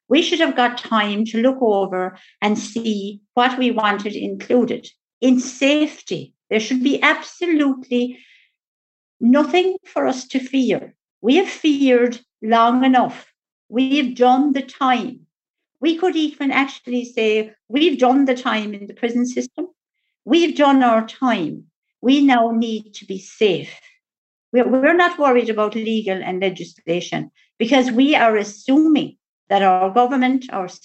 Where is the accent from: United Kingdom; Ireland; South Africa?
Ireland; West Cork, Munster; also born or lived in Tuam, Ireland; I did go to a most beautiful, lovely adopted family in West Cork